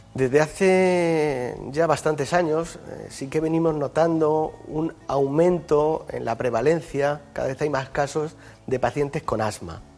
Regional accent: Yecla, Region of Murcia, Spain; now in Madrid, Spain; El hospital de mi pueblo se sigue llamando Hospital Virgen del Castillo y a mucha honra, ¿no? que es la patrona de Yecla.

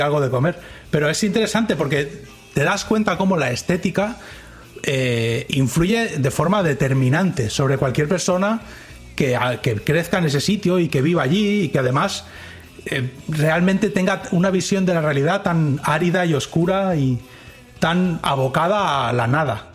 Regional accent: Spain; accent: Castilian; now in Dallas, United States; tengo un acento muy particular porque ellos no están acostumbrados tampoco al acento a Castilian, como ellos dicen.

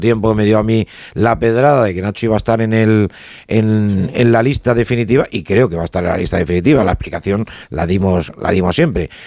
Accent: Spain; yo soy español y porque me siento español

